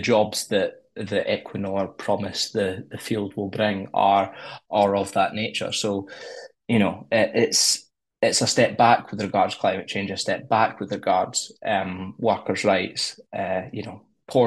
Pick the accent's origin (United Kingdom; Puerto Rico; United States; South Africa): United Kingdom; Glasgow, Scotland; I'm from Glasgow